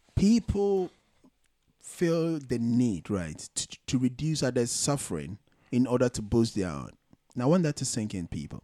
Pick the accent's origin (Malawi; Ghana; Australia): Ghana; moved away; I'm a Ghanaian born and bred, full-fledged